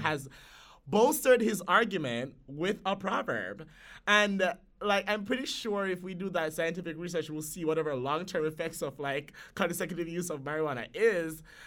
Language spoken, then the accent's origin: English; Jamaica; moved away; as somebody who grew up, one, in Jamaica